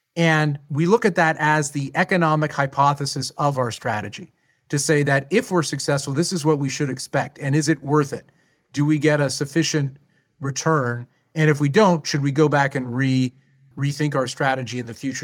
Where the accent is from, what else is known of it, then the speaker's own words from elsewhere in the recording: Canada; as a Canadian